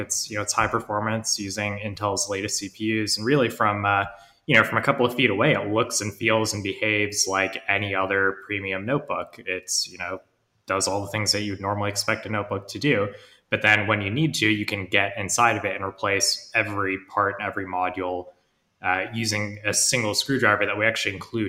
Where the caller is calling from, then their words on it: London, United Kingdom; I'm calling you from London.